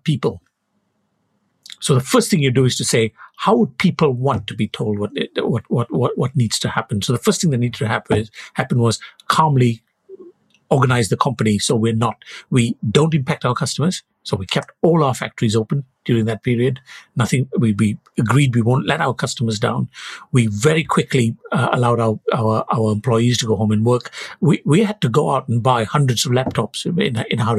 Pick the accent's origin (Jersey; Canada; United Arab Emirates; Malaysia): Malaysia; moved away as an adult; I was born in Malaysia. I came here to do my studies and stayed on after my PhD.